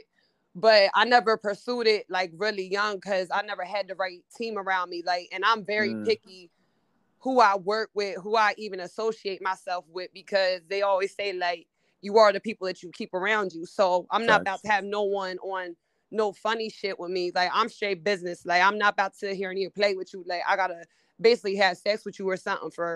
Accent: York, Pennsylvania, United States; moved away; also born or lived in Baltimore; I'm from Pennsylvania, York.

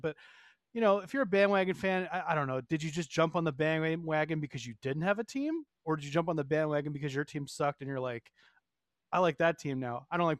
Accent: New York, United States; moved away; I grew up in New York and then I moved here

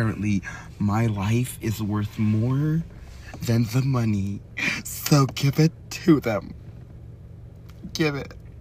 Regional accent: Midwest, United States; accent: Minnesotian; I'm from the Midwest

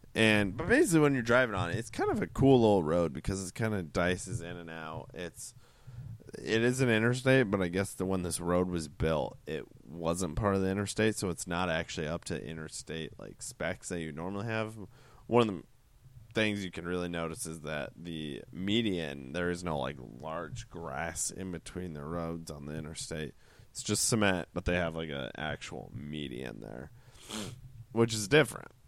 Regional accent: Iowa, United States; I grew up in Iowa.

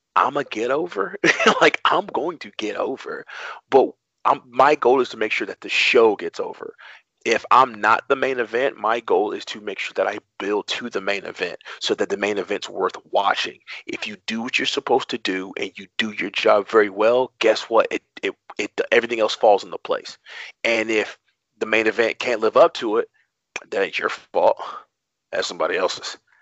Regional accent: Atlanta, Georgia, United States; moved away as an adult; also born or lived in New York; now in Baltimore, United States; I'm from Atlanta. Actually, I'm from New York, but I kind of lived Atlanta my entire life. So that's kind of I always claim Atlanta.

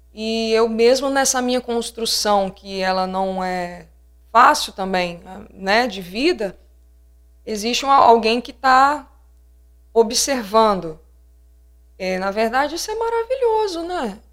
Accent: Linhares, Espírito Santo, Brazil; Eu, eu mesmo sou de Linhares

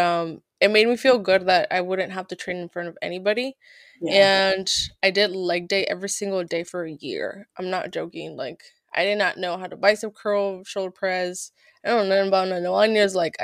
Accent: California, United States; moved away as an adult; also born or lived in Santa Cruz / Reno; I'm from Cali

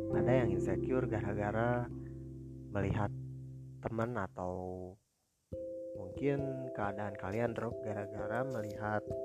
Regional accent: Bandung, West Java, Indonesia; Saya berasal dari Bandung, dan saat ini saya lagi pendidikan terakhir di sekolah menengah kejuruan

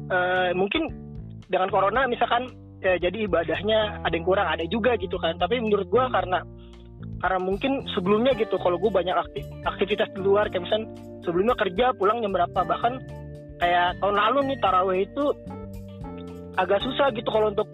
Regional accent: Jakarta, Indonesia; iya bahasa Betawi gue orang Betawi kan

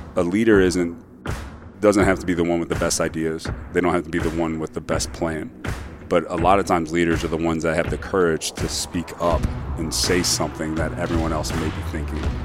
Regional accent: Cincinnati, Ohio, United States; I grew up in Cincinnati, Ohio, on the west side, best side

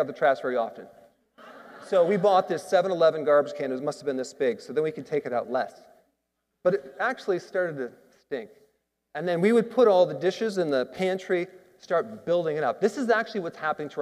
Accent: Wisconsin, United States; Growing up in Wisconsin in the Midwest

